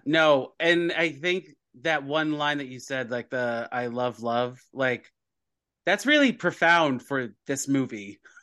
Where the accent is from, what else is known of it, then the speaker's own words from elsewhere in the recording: United States; we're American